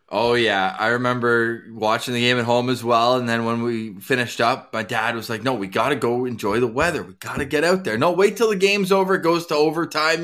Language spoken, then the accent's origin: English; Ottawa, Ontario, Canada; now in Winnipeg, Canada; born and raised in Ottawa